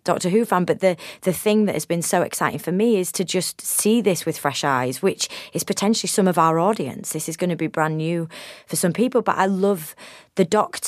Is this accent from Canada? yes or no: no; United Kingdom; as a Brit